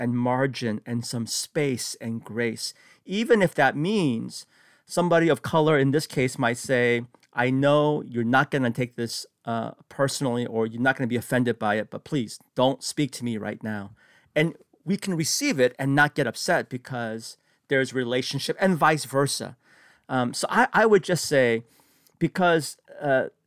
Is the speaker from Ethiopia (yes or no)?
no; San Francisco, California, United States; I grew up in San Francisco